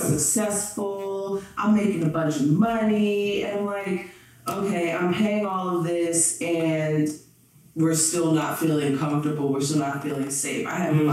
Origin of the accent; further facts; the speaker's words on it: New Jersey, United States; also born or lived in Springfield, Massachusetts; I'm from New Jersey